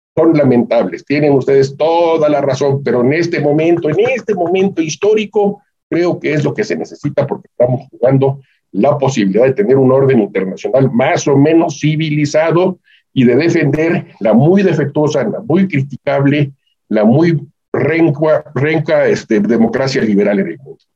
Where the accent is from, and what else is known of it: Mexico